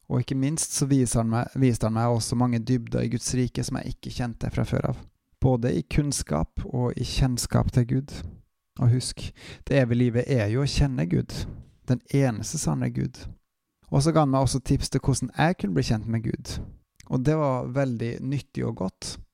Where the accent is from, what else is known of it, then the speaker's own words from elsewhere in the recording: Bryne, Rogaland, Norway; now in Bergen, Norway; jeg er en trønder fra Bryne. Jeg er bosatt og jobber i bergensområdet.